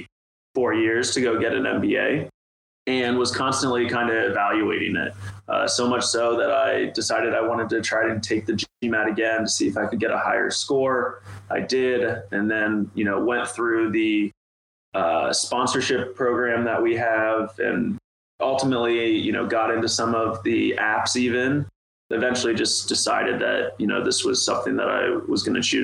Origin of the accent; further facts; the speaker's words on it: Ohio, United States; a guy just born and raised in Ohio